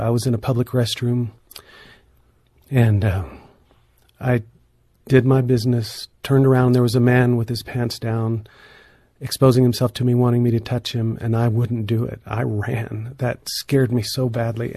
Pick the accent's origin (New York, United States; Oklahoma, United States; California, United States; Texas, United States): Oklahoma, United States; northeastern; moved away; my hometown where I grew up in northeastern Oklahoma